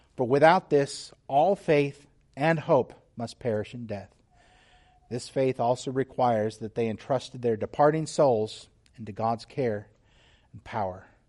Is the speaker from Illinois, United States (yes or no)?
no; Texas, United States; moved away; also born or lived in Whidbey Island, Washington; I'm from Texas